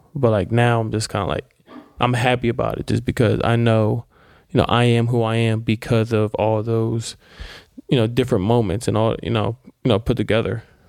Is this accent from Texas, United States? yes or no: no; Silver Spring, Maryland, United States; I grew up in Silver Spring, Maryland